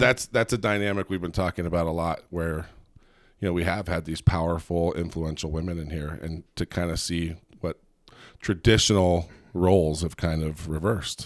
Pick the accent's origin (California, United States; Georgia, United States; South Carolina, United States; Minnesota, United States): California, United States; Southern; also born or lived in Gilbert, Arizona; now in Provo, United States; we're originally from Southern California